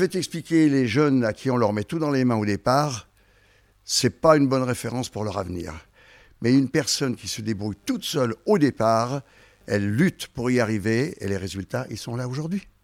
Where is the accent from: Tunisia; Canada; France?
France; Haute-Savoie, Auvergne-Rhône-Alpes; also born or lived in Lyon; je suis en Haute-Savoie depuis l'âge de, 6 ans.